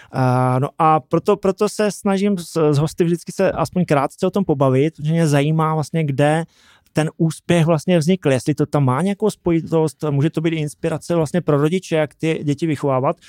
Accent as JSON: {"language": "Czech", "town": "Brumov-Bylnice", "region": "Zlín Region", "country": "Czechia", "said": "Já pocházím z Brumova Bělnice"}